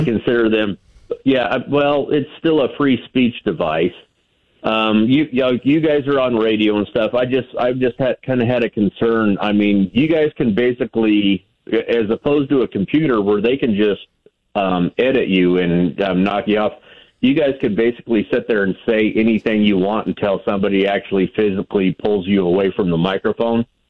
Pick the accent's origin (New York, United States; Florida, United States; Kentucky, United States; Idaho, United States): Idaho, United States; New Meadows McCall area; I'm from the New Meadows McCall area